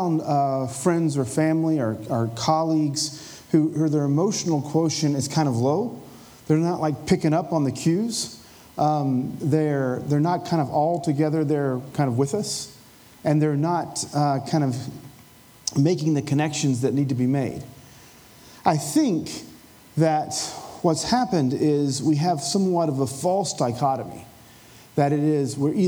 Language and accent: English; Appalachia, United States; I kind of grew up as an Appalachian Pentecostal